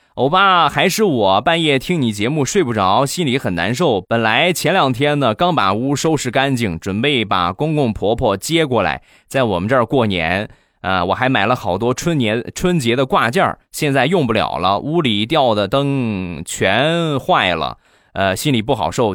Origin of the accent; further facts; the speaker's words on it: Rizhao, Shandong, China; 我们家乡的特产，日照绿茶